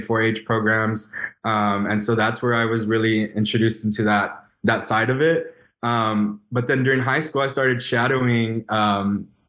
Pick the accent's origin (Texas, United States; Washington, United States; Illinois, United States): Texas, United States; Elsa; I'm originally from Ed Couch, Elsa, Texas. So small town, deep South Texas